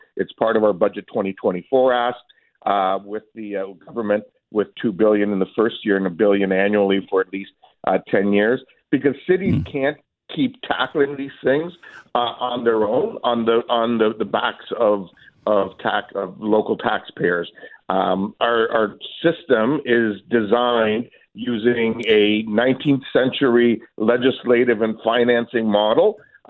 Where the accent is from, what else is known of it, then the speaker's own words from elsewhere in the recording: Kitchener, Ontario, Canada; also born or lived in Croatia / Winnipeg / Hamilton; I was actually born in Croatia and immigrated as a little boy to Canada, and we've been here. It was two when we immigrated to Canada. I lived in Winnipeg and Hamilton for a while, and been here since grade six.